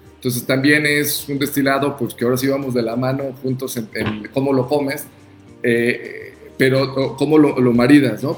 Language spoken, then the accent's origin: Spanish; Oaxaca, Mexico; orgullo como oaxaqueños